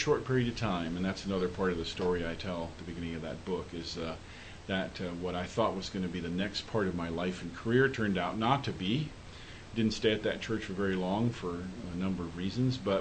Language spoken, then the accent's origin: English; Indianapolis, Indiana, United States; I grew up in Indianapolis, here in Indianapolis, up on the northeast side.